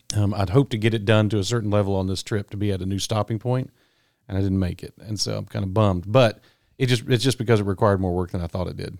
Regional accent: Texas, United States; I grew up in Texas, but we never paid any attention to Texas sports in my family.

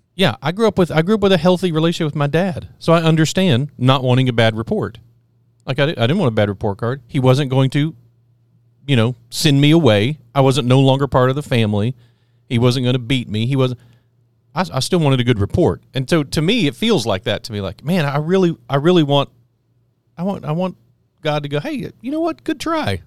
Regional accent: Texas, United States; I'm from Texas

